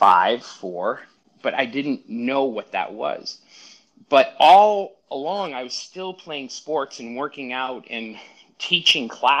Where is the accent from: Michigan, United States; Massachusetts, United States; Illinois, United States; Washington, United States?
Massachusetts, United States; Brockton; now in Los Angeles, United States; I grew up in a town south of Boston called Brockton.